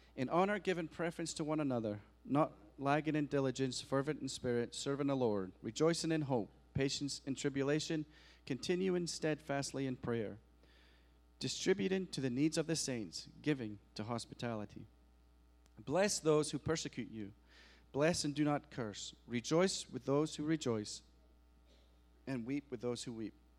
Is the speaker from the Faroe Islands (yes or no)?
no; Scotland, United Kingdom; now in United States; I am an American citizen, but I am from Scotland, but I am American